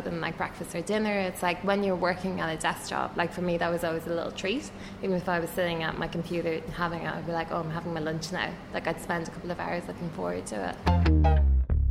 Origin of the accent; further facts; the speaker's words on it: Ireland; moved away; I used to work in human resources in Ireland. I'm Irish